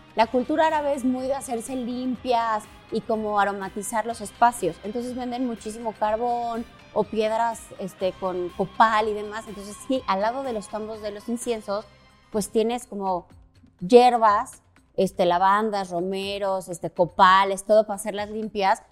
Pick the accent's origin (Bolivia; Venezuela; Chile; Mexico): Mexico; como mexicanos somos muy dicharacheros y muy amigueros